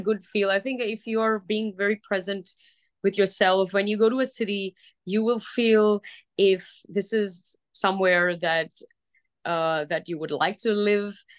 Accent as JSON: {"language": "English", "region": "Dubai", "country": "United Arab Emirates", "tie": "born or raised there", "moved": "yes", "lives_now": "Los Angeles, United States", "said": "I grew up in Dubai and it was just coming up at that time"}